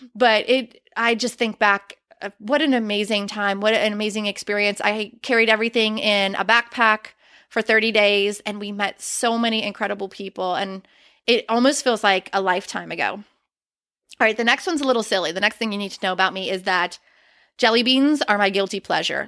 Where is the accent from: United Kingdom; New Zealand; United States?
United States; Western Pennsylvania; moved away; I am originally from Western Pennsylvania